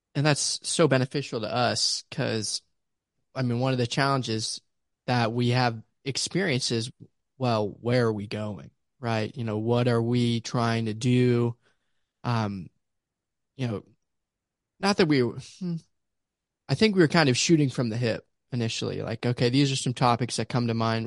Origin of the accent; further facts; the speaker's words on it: Pittsburgh, Pennsylvania, United States; also born or lived in Ames, Iowa / Lamoni, Iowa; now in Houston, United States; originally from Pittsburgh, Pennsylvania